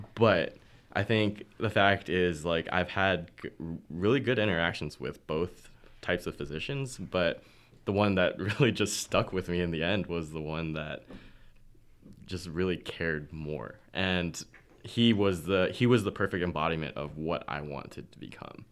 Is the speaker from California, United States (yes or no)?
yes; Anaheim, California, United States; moved away; also from California, Anaheim